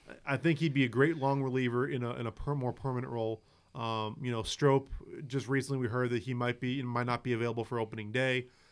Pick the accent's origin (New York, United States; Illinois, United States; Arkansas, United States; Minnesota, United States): Illinois, United States; Chicago; moved away as an adult; now in South Bend, United States; I grew up in Chicago